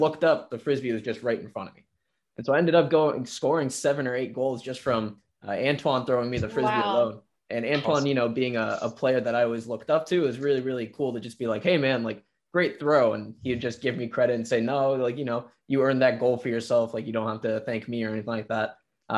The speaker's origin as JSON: {"language": "English", "country": "India", "said": "I don't think it's so much as me being Indian as much as I got a pretty late start to some of the young talent that's in the league right now"}